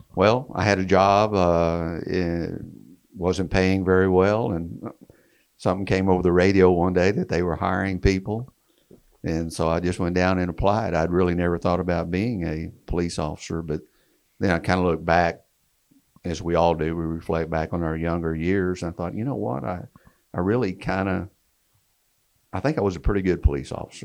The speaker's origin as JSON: {"language": "English", "town": "Wichita Falls", "region": "Texas", "country": "United States", "tie": "born or raised there", "said": "my hometown, Wichita Falls, Texas"}